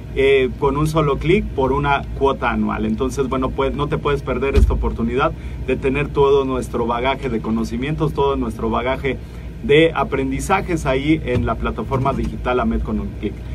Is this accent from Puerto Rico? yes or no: no; Mexico; como mexicanos